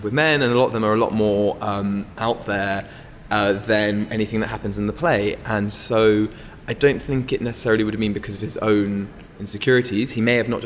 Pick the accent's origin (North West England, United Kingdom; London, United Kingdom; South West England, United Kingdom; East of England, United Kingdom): London, United Kingdom; I grew up in London